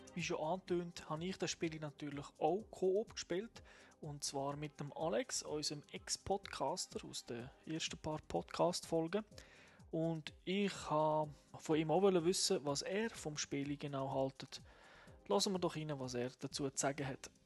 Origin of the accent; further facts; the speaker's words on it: Switzerland; bei uns in der Schweiz